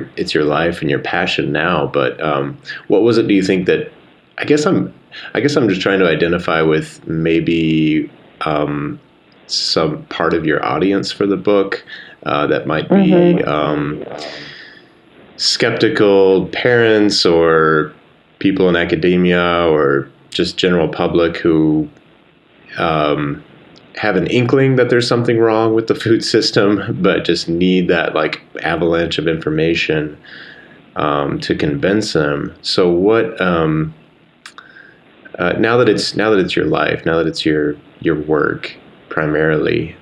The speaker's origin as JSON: {"language": "English", "town": "Woodward", "region": "Oklahoma", "country": "United States", "tie": "born or raised there", "said": "I grew up in Woodward, Oklahoma, which is right at the panhandle of Oklahoma"}